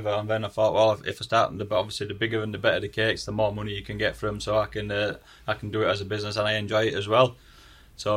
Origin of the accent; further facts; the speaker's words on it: Yorkshire and the Humber, United Kingdom; accent: broad Yorkshire; my broad Yorkshire accent